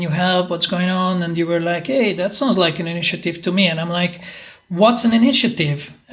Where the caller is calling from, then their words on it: Budapest, Hungary; and uh, I'm talking from Budapest.